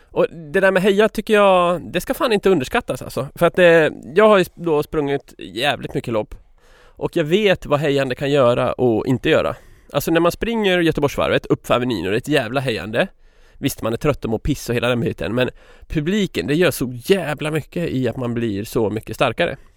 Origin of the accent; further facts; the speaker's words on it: Gothenburg, Västra Götaland, Sweden; accent: Gothenburg Swedish; Vad är det för fel på min göteborgska förresten?